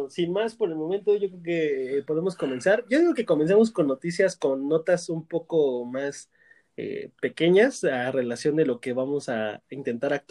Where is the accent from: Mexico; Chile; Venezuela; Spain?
Mexico